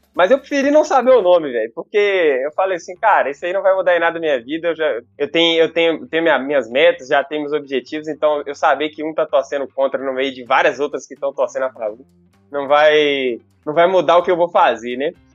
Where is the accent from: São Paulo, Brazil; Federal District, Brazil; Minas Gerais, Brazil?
Minas Gerais, Brazil; Teófilo Otoni; accent: baiano; moved away as an adult; now in Belo Horizonte, Brazil; moro em BH aqui, capital mineira, belíssima cidade, aproximadamente 10 anos, mas na verdade eu sou de Teoflotone, cara, uma pequena e pacata cidade do nordeste de, de Minas